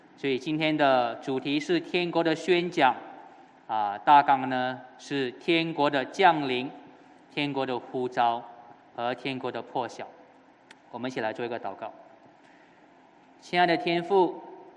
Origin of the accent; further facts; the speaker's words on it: Johor, Malaysia; moved away; 回到了我的家乡 Johor